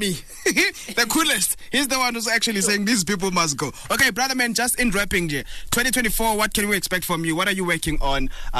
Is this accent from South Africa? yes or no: yes; Limpopo, South Africa; I'm from Limpopo